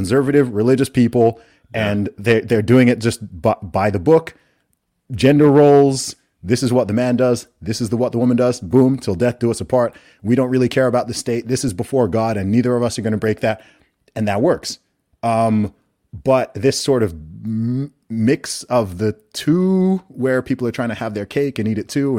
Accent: Saudi Arabia; I'm also from a Nigerian background. I'm not like totally westernized. I grew up in Saudi Arabia in the Middle East.

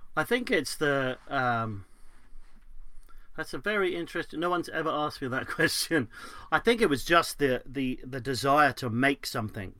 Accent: London, United Kingdom; I was brought up in West London

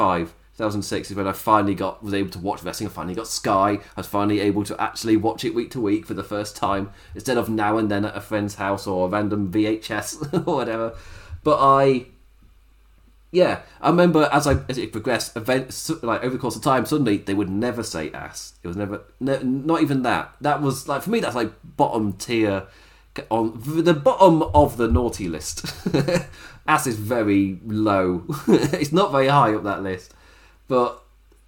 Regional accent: England, United Kingdom; as an Englishman

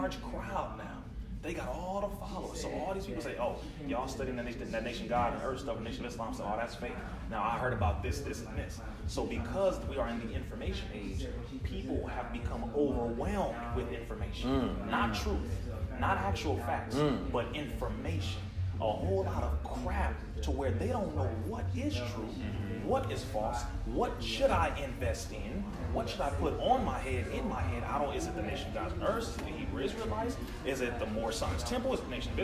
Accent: California, United States; I'm from California

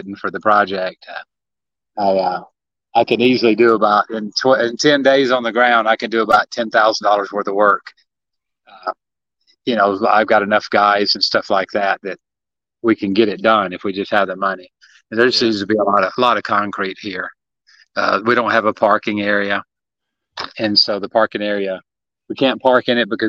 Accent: Tennessee, United States; moved away; I grew up in Tennessee

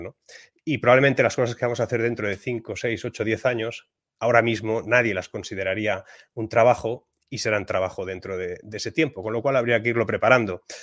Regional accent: Spain; en mi país, en España

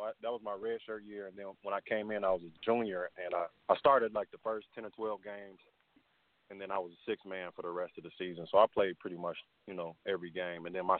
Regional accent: East Chicago, Indiana, United States; also born or lived in Merrillville, Indiana / Cheney, Washington; I'm from East Chicago, but I went to Andrean High School in Maryville.

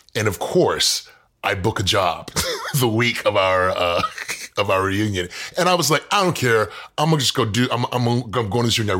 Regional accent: Houston, Texas, United States; moved away as an adult; also born or lived in Dallas, Texas; now in Los Angeles, United States; I grew up in Houston

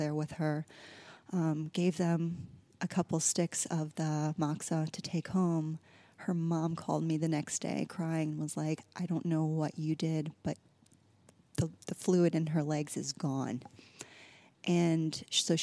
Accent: Midwest, United States; moved away as an adult; also born or lived in New York / Southern California; now in Los Angeles, United States; I grew up in the Midwest in a really small town

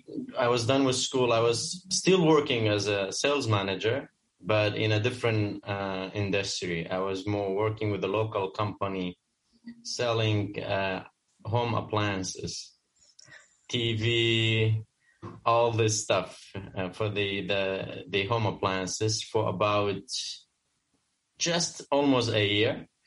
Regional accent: Kurdistan Region, Iraq; also born or lived in Amsterdam, Netherlands; now in Dubai, United Arab Emirates; I am originally Kurdish from Kurdistan region of Iraq, but I have recently become a Dutch citizen. So I could say I'm Kurdish from Amsterdam.

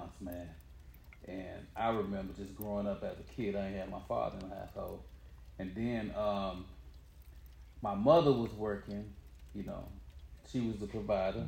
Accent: Dallas, Texas, United States; growing up in East Dallas at that time

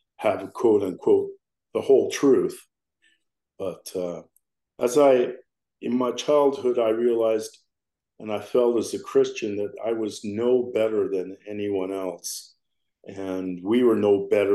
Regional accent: Colorado, United States; now in Hurricane, United States; I was born in Colorado. I'm a Rocky Mountain boy.

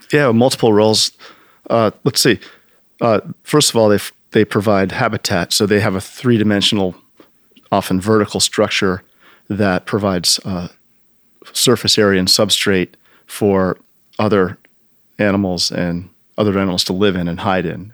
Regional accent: United States; growing up in Long Island Sound

